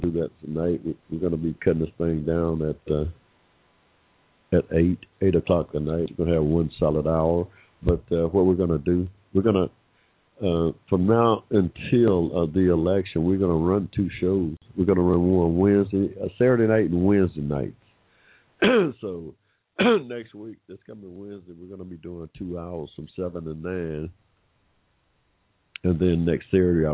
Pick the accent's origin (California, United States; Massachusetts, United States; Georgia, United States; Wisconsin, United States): Georgia, United States; my home state here in Georgia